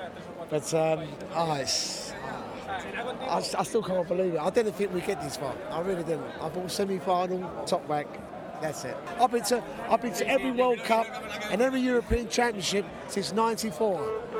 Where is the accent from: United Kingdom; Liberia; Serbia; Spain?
Spain; English is a second language; Where we come from? We come from Zaragoza